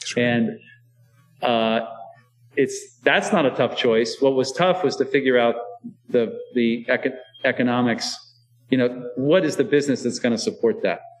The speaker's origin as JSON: {"language": "English", "region": "Iowa", "country": "United States", "tie": "born or raised there", "moved": "yes", "lives_now": "Baltimore, United States", "said": "I was born in Iowa"}